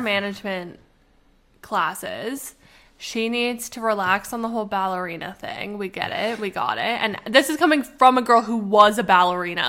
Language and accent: English; Canada; we are Canadian